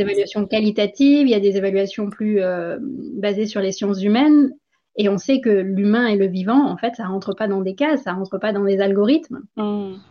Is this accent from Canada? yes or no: no; India; moved away as an adult; also born or lived in France / Guadeloupe; j'ai grandi en Inde